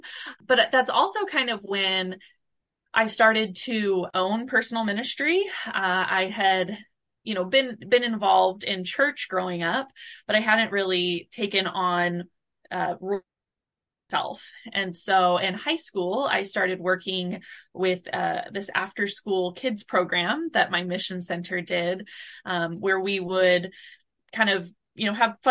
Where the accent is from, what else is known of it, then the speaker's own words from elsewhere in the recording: Blue Springs, Missouri, United States; I grew up in Blue Springs, Missouri